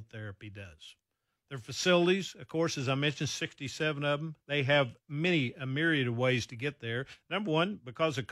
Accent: Oklahoma, United States; moved away; I grew up in Oklahoma

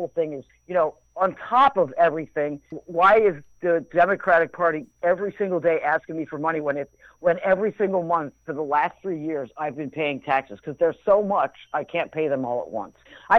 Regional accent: United States; I'm American. You know, I'm proud to be American.

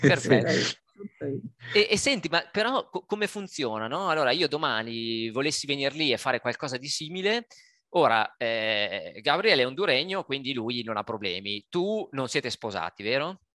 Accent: Italy; moved away; è un paese che amo, è il mio paese, il nostro paese

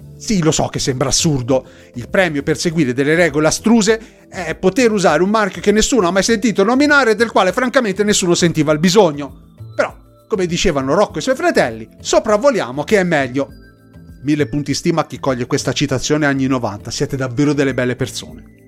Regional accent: Tuscany, Italy; per noi toscani

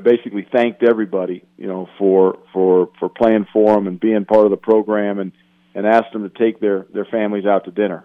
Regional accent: Greeley, Colorado, United States; when I was just a little kid growing up in Greeley.

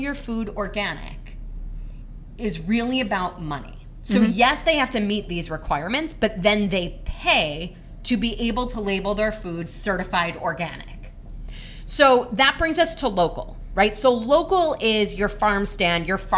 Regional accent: Michigan, United States; I grew up in Michigan

